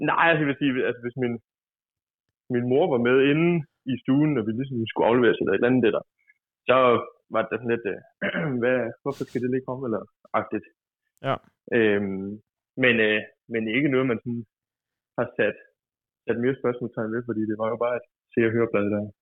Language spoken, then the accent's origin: Danish; Broby, Southern Denmark, Denmark; accent: Funen dialect